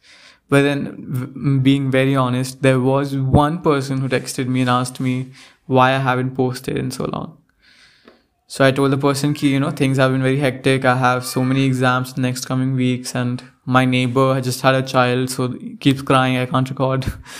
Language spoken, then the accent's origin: English; India; now in United States; Even though I am obviously Indian, but then I came to the South and the place I went to, like, the students didn't like my accent at all.